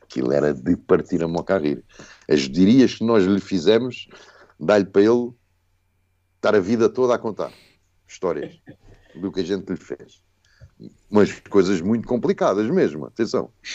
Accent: Moita, Setúbal, Portugal; also born or lived in Sion, Switzerland; Não, sou, não somos do Ribatejo, Moita é Extremadura

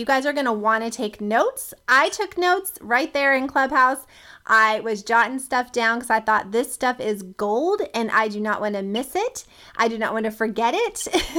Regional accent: Boynton Beach, Florida, United States; born there; And I also, Darius, am from the East Coast. I was born in Florida, was actually born in Boynton Beach.

